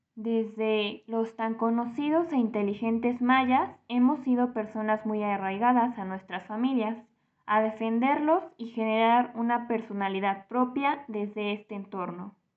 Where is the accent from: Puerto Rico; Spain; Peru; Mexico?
Mexico; Somos mexicanos por nacionalidad.